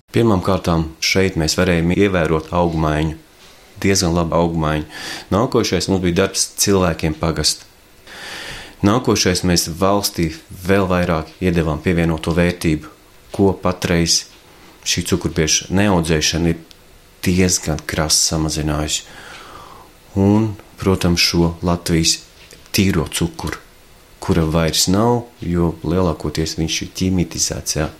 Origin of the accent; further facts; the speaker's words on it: Latvia; mēs beidzot esam latvieši